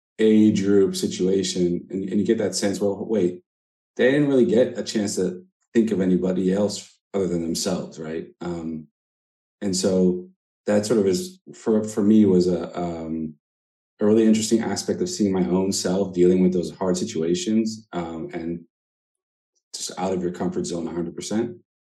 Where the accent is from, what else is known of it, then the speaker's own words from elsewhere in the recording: Israel; also born or lived in United States; So I was born in the States. When I was a kid, we moved to Israel. So I'm currently in Israel, so the other side of the world.